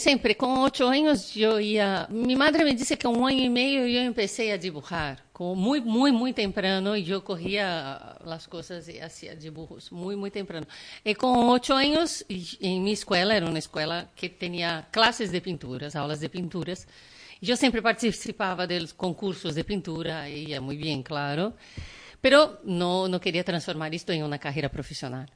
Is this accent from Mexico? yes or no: no; Brazil; Spanish is a second language; now in Ibiza, Spain; Soy de Brasil, hija de libaneses